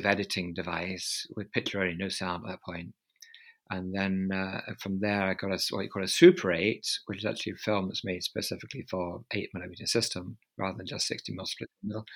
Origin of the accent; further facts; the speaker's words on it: London, United Kingdom; I was brought up in London